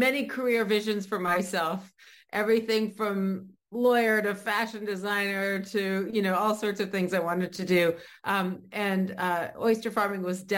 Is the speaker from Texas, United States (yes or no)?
no; Maine, United States; I grew up in Maine.